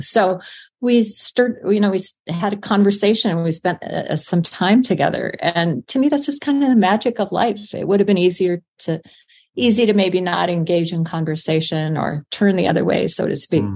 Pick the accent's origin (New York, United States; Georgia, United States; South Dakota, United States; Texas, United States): South Dakota, United States; I was born in South Dakota on a farm, and I was raised by a farmer and an English teacher